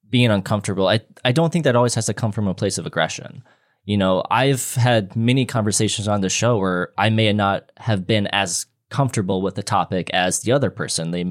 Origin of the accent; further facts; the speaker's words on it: Midwest, United States; I'm from the Midwest and we're very nice people.